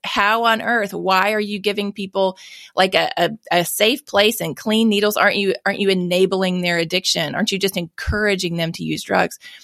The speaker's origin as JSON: {"language": "English", "region": "Mississippi", "country": "United States", "tie": "born or raised there", "said": "I was born and raised here in Mississippi"}